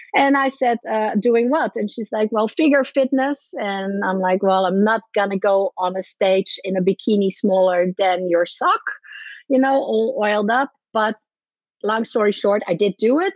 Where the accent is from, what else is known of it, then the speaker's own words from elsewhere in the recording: Netherlands; moved away as an adult; also born or lived in Ireland / Miami, United States; I'm from the Netherlands. I moved to Ireland